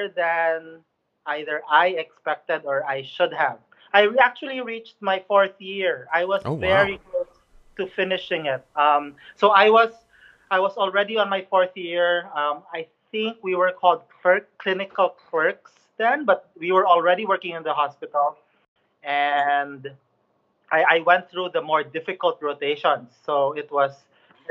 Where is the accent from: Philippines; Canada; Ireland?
Philippines; Cebu City, Central Visayas; I grew up in Cebu City, which is in the central part of the Philippines